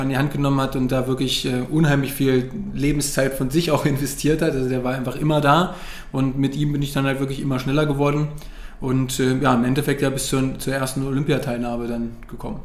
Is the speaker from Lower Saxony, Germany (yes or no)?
yes; Wolfsburg, Lower Saxony, Germany; ich komme ja eigentlich aus Wolfsburg